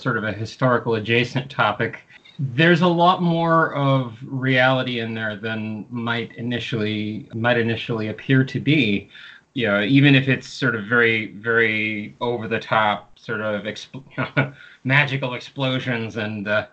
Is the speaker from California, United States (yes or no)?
yes; California, United States; I am originally from California